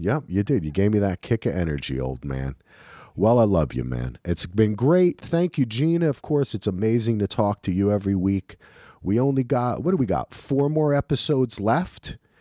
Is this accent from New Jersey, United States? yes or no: yes; New Jersey, United States; I'm from New Jersey